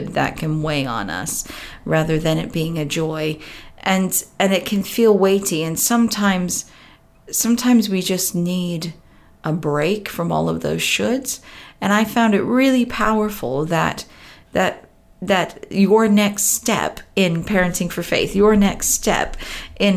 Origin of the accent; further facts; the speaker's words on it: Southern California, United States; moved away as an adult; now in United Kingdom; I grew up in Southern California and moved here 18 years ago